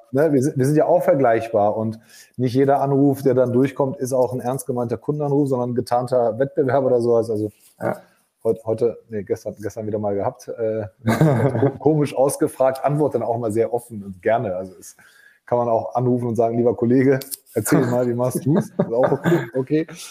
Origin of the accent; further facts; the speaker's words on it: Germany; bei uns in Deutschland